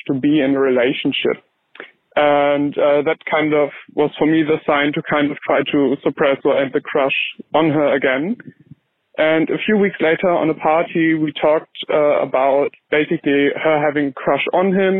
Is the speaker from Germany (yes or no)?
yes; Germany; moved away as an adult; now in United Kingdom; I'm 19, I'm from Germany